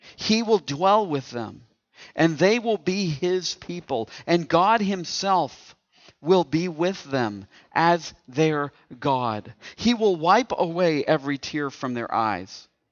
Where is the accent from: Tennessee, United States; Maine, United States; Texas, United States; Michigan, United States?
Tennessee, United States; East; now in Indiana, United States; I'm from East Tennessee. And, and I know growing up in East Tennessee that you can tell I'm from East Tennessee